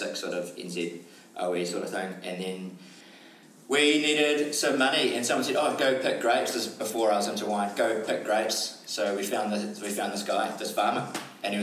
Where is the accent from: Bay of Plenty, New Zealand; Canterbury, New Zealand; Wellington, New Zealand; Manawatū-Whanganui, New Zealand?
Wellington, New Zealand; born and bred in Wellington, best city in the world